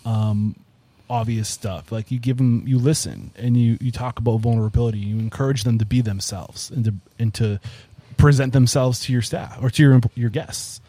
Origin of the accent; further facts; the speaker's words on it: New England, United States; I'm from New England.